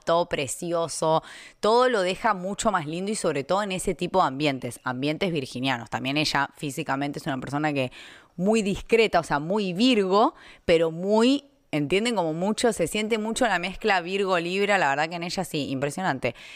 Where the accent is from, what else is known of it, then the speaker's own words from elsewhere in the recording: Argentina; moved away; cuando yo me fui de Argentina